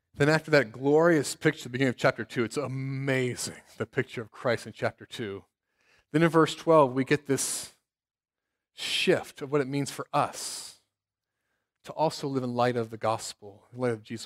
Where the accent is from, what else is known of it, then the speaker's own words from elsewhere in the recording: Cincinnati, Ohio, United States; now in South Bend, United States; my hometown of Cincinnati